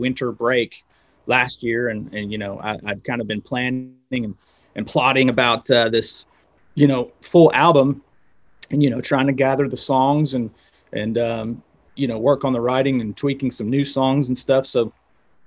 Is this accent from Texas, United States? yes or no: no; West Virginia, United States; moved away as an adult; also born or lived in Los Angeles, United States; now in Knoxville, United States; I moved from West Virginia, I moved to Knoxville, went to school at University of Tennessee